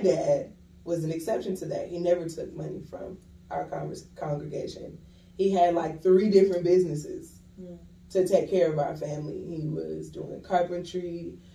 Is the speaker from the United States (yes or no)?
yes; Johns Island, South Carolina, United States; also born or lived in Charleston, South Carolina; I am from Charleston, South Carolina. I was born and raised in Johns Island, South Carolina. That's a really small Gullah Geechee community